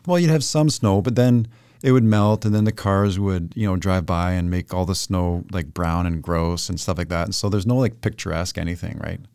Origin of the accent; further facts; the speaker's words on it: Toronto, Ontario, Canada; moved away as an adult; now in Chilliwack, Canada; born in East End, Scarborough, which is eastern suburb of Toronto. I spent the first twenty years of my life there